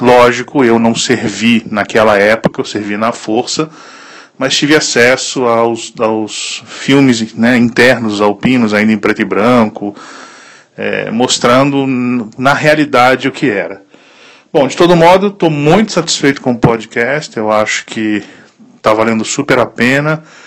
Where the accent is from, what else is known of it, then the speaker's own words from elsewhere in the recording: Italy; moved away as an adult; also born or lived in Brazil; now in Sobradinho, Brazil; eu sou nascido no Brasil, mas fui criado na Itália